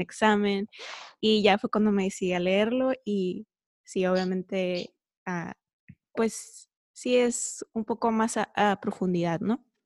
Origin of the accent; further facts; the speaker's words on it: San Diego, California, United States; moved away as an adult; now in Tijuana, Mexico; yo nací en San Diego, California, pero cuando me casé me vine a vivir para acá, a Tijuana.